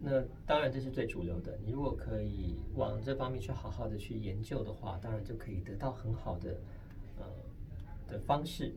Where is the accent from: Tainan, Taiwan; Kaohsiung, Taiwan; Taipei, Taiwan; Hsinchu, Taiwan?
Kaohsiung, Taiwan; moved away; 我有一次呢，回到高雄